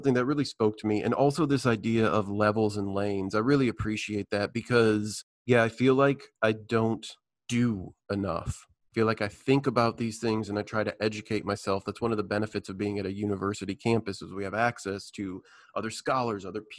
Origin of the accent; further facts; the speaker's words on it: Midwest, United States; I grew up in the Midwest playing sports